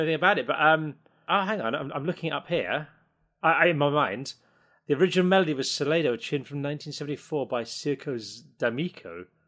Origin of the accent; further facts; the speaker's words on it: Isle of Sheppey, Kent, South East England, United Kingdom; I'm from the Isle of Sheppey in Kent